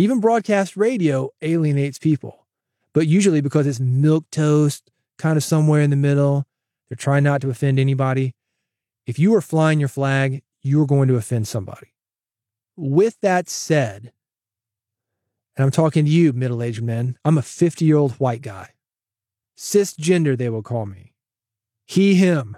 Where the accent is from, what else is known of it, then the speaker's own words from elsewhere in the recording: Nashville, Tennessee, United States; I grew up in the South, born in Nashville, relatives in East Tennessee, Virginia